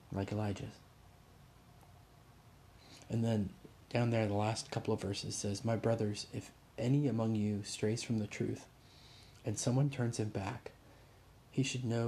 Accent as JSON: {"language": "English", "country": "Indonesia", "tie": "born or raised there", "moved": "yes", "said": "Growing up in Indonesia"}